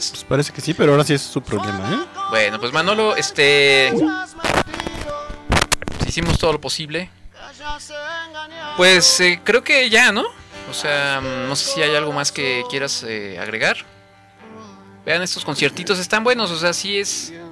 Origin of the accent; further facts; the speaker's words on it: Argentina; ahí somos los argentinos, pues claro, y sí, y todo, no, y, eh, bueno, eh, un poquito más, este, dramáticos, ¿no?